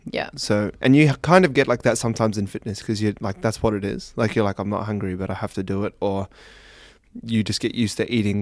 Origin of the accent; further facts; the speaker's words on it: New Zealand; I'm from New Zealand, so tomato sauces.